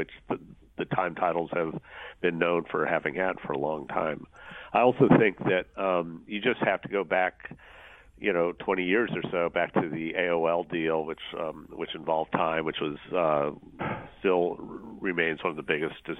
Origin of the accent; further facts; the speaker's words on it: Sioux City, Iowa, United States; an Iowa native myself. I'm from Sioux City.